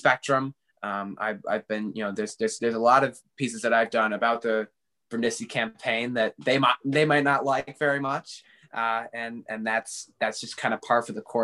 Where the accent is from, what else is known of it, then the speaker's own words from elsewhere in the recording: New Hartford, New York, United States; also born or lived in Buffalo, New York / West Winfield, New York; I was born in Buffalo, New York, but we moved here when I was 7 months old. I lived in out in West Winfield for a while. It's about 20 minutes outside of Utica. And then we moved to New Hartford when I was, you know, pretty young, and been there ever since.